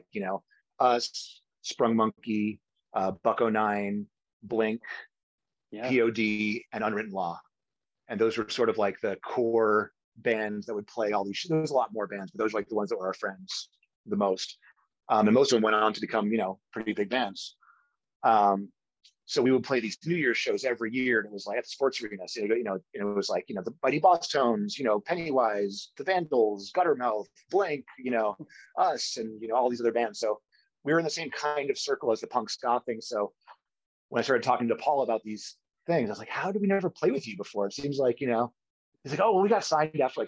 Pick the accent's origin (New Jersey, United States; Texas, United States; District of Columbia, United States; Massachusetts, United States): Massachusetts, United States; Provincetown; also born or lived in New York City; I was born in New York City. But then my parents moved to a place called Provincetown, Massachusetts, when I was just a baby. So I basically grew up there